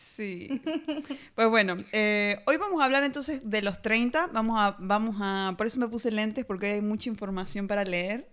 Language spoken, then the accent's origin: Spanish; Argentina; de Argentina